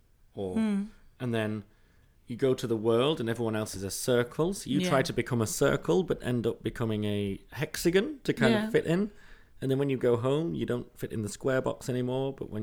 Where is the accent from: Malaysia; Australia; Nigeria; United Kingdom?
United Kingdom; England; I was born in England and raised in England, and I'm English.